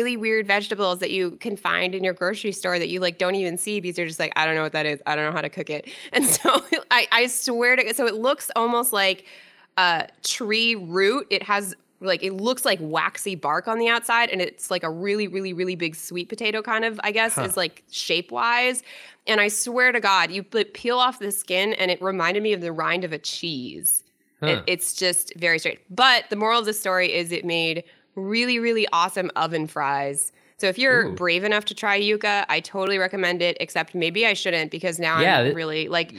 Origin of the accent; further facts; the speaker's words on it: Londonderry, New Hampshire, United States; My hometown!